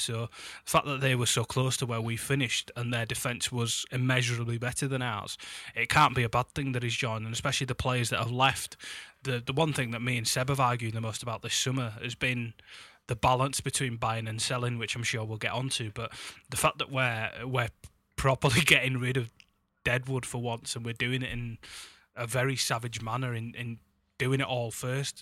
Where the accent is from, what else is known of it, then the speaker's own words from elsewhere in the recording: Huddersfield, Yorkshire and the Humber, United Kingdom; now in Leeds, United Kingdom; I'll be back in my hometown of Huddersfield